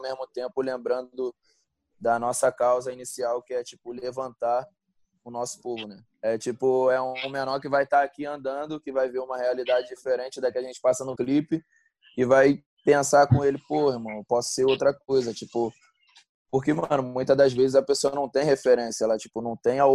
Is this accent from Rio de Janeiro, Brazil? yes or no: yes; Rio de Janeiro, Brazil; moved away; eu sou de Realengo, né? Zona Oeste do Rio, e, pô, acostumado com essa coisa de todo mundo se falar, morar perto, viver na rua